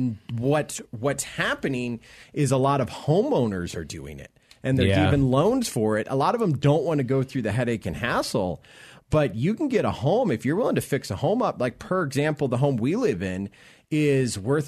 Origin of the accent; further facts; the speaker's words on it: Florida, United States; now in Denver, United States; I'm originally from Florida